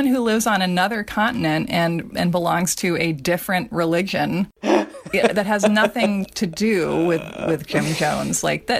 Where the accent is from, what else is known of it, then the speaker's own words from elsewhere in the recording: Australia; like try growing up in Australia and not writing about dingoes at some point in your curriculum.